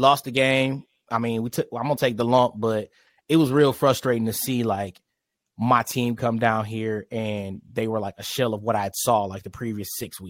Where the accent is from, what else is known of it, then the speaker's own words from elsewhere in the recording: Detroit, Michigan, United States; now in Charlotte, United States; I'm from Detroit, born and raised.